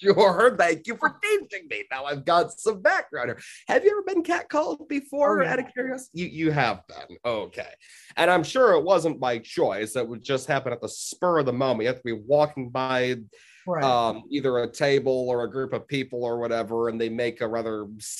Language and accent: English; United States; I'm very American